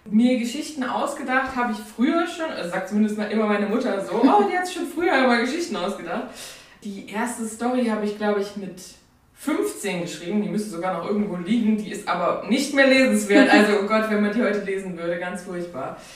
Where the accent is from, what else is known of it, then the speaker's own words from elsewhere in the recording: Saarland, Germany; moved away as an adult; also born or lived in Mainz; now in near Cologne, Germany; bin 23 Jahre alt, bin ursprünglich aus dem Saarland, habe äh, in Mainz studiert